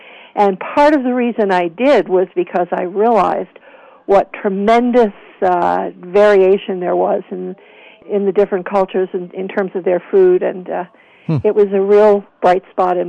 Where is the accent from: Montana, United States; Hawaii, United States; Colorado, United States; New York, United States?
Hawaii, United States; You know, I grew up in the Hawaiian Islands. When I was a teenager, it was the time immediately following the Vietnam War.